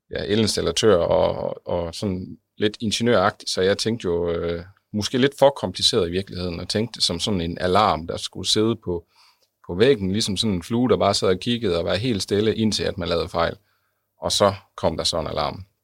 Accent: West Jutland, Denmark; altså i tre byer omkring uh, det vestjyske, hvor jeg kommer fra

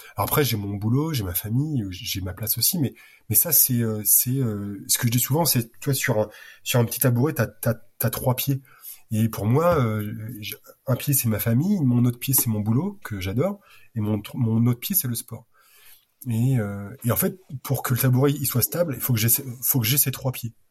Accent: Normandy, France; je suis normand

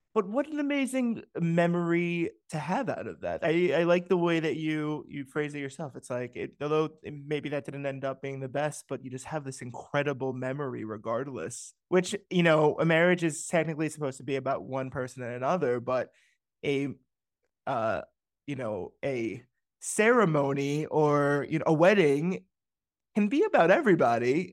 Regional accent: New Rochelle, New York, United States; moved away as an adult; also born or lived in Manhattan, New York / Bronx, New York; my parents moved to New Rochelle in the late 90s or the mid 90s when I was two years old. I was born in Manhattan and then lived in the Bronx

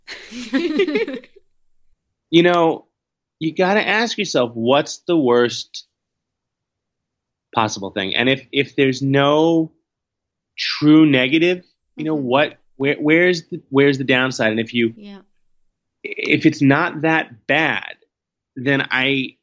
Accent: New York City, New York, United States; growing up in Manhattan, you know, being a city kid

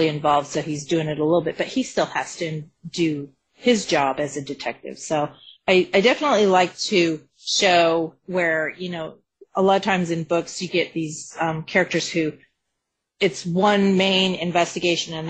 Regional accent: Colorado, United States; I'm from Colorado

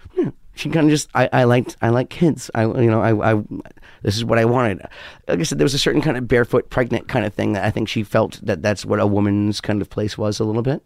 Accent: New York, United States; also born or lived in West Hollywood; I'm a New Yorker through and through

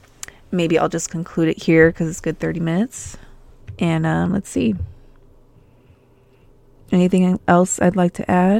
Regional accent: Albuquerque, New Mexico, United States; when I was growing up in New Mexico, I would go there every summer, and I used to find seashells in my backyard. And Albuquerque is like 5,000 feet above sea level.

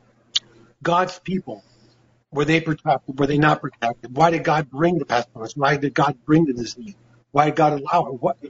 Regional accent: United States; also born or lived in Oregon; As American people and as believers

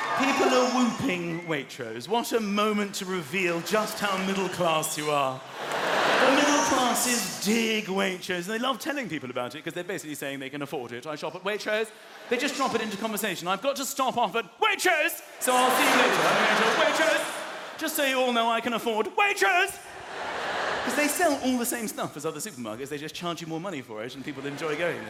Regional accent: London, United Kingdom; I'm a Londoner. I've lived here my whole life.

